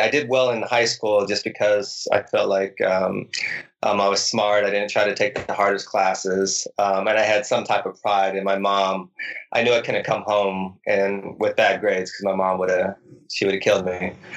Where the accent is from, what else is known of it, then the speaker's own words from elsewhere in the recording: Nevada, United States; When I was in high school, I grew up in Nevada